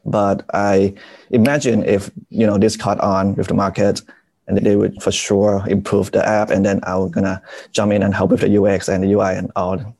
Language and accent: English; Bangkok, Thailand; So I moved around a lot, you know, but I grew up mostly in Bangkok